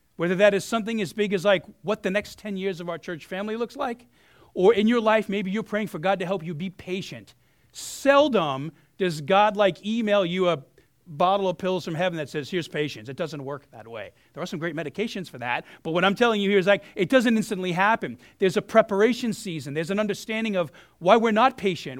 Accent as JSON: {"language": "English", "town": "New York City", "region": "New York", "country": "United States", "tie": "born or raised there", "moved": "yes", "said": "I'm a South Brooklyn kid"}